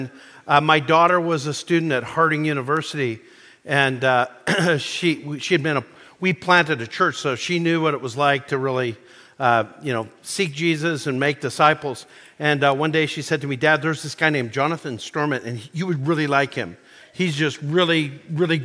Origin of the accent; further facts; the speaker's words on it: Calgary, Alberta, Canada; moved away as an adult; also born or lived in Nashville, Tennessee; I grew up in Calgary, Alberta, Canada.